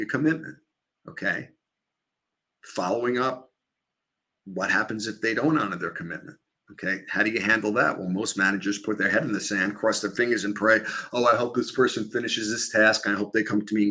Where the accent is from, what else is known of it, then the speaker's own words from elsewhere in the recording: New York, United States; accent: New York; my New York accent